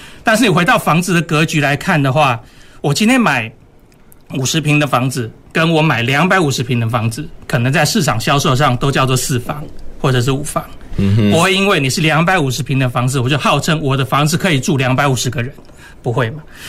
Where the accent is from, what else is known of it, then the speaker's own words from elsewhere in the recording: Taiwan; 我们台湾人对游艇的第一个认识，